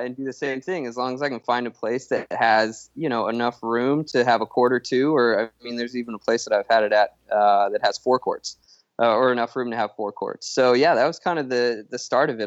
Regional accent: Lafayette, Colorado, United States; moved away as an adult; also born or lived in San Diego; now in Texas, United States; I grew up in Colorado, uh, in a town called Lafayette, which is this town just south of Longmont

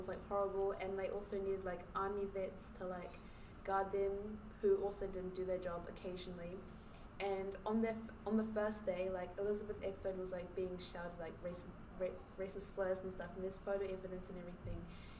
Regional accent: New Zealand; yes, I'm black. I'm not African-American, no, but I'm, like, Nigerian. But growing up in New Zealand, I've kind of had, like, an identity crisis.

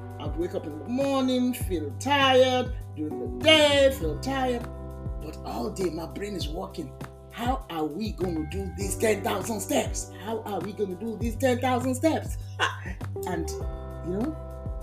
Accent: Lagos, Nigeria; moved away as an adult; now in United States; when I was walking the streets of Lagos, Nigeria, catching the bus

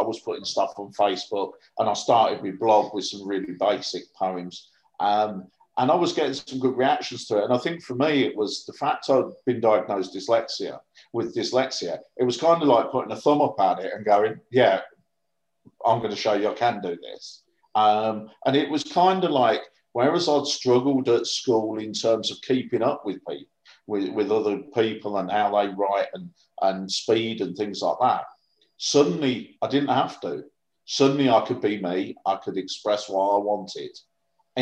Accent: Northampton, East Midlands, United Kingdom; also born or lived in Harlow, Essex / Ashington, Northumberland; when I was about seven, we moved down to Northampton through the Labour Exchange, and I've lived down here ever since.

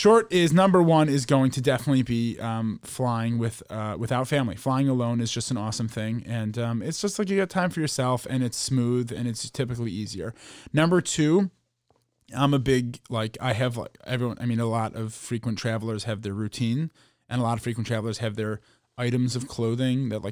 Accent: Chicago, Illinois, United States; also born or lived in New York City; I'm from Chicago.

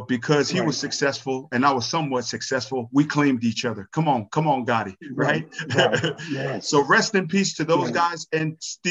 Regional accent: Pomona, California, United States; growing up in Pomona, California

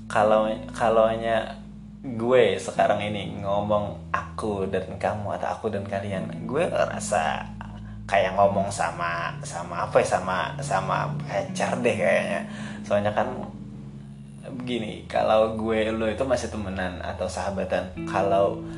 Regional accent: South Kalimantan, Indonesia; accent: Banjar; kan orang Banjar orang Banjar pakai bahasa Indonesia itu kayaknya kayaknya uh, masih hal tabu deh kalau di daerah gue padahal biasa aja kan

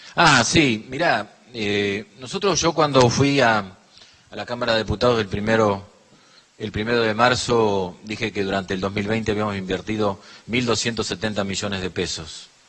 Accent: La Pampa, Argentina; nosotros como pampeanos

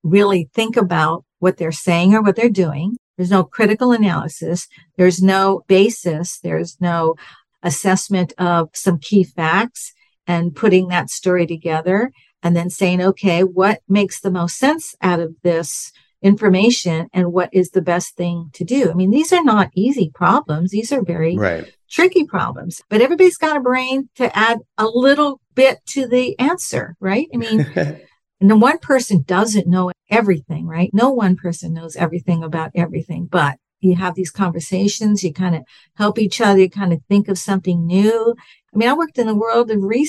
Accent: Southern California, United States; moved away as an adult; also born or lived in Bakersfield, California; I'm from California, from Southern California

